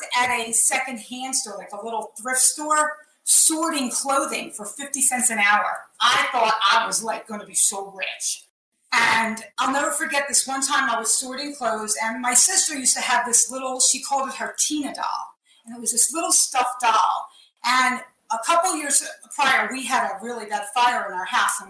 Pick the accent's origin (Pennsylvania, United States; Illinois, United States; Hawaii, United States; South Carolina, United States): Pennsylvania, United States; Philadelphia; moved away as an adult; now in New Jersey, United States; I was born in Northeast Philadelphia. And I lived there till probably I was about 18 or 19